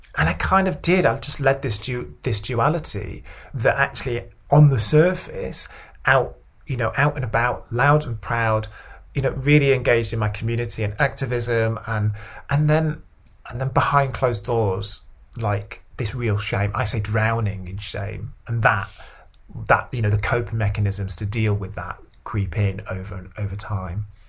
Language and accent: English; Stockport, North West England, United Kingdom; also born or lived in Cheadle; I was uh, growing up in Stockport